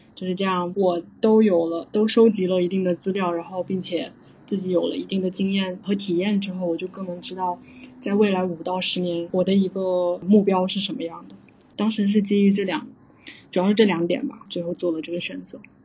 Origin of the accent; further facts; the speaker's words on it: southern China, China; moved away as an adult; also born or lived in Beijing, China; now in Singapore; 我是南方人，然后南方的话就是夏天也是非常的热的，然后也比较湿